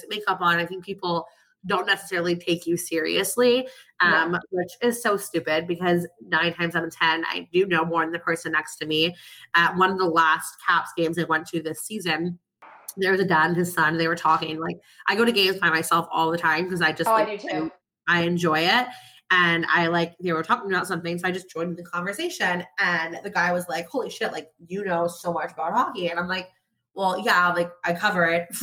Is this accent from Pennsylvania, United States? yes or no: yes; outside of Philadelphia, Pennsylvania, United States; I grew up like outside of Philadelphia and going to Flyers games